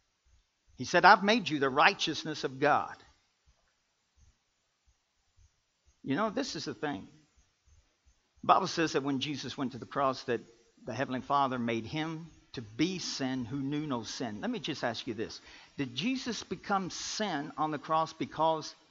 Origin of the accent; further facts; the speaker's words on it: Kentucky, United States; I'm from Kentucky.